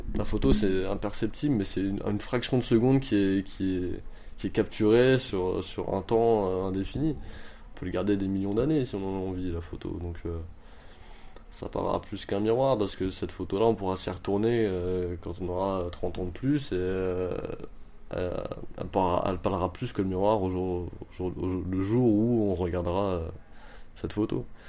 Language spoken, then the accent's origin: French; Montreuil, Île-de-France, France; j'ai 29 ans, je viens de Montreuil